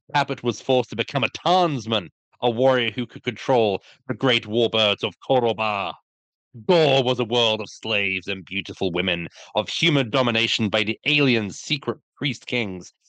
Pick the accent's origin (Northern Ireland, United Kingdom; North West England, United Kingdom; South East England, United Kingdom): South East England, United Kingdom; Brighton; I lived, I grew up in Brighton for thirty years.